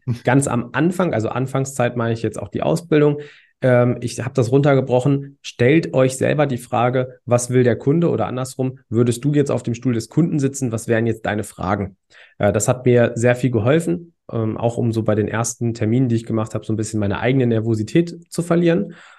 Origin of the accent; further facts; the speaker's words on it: Hanover area, Lower Saxony, Germany; ich komme aus dem Raum Hannover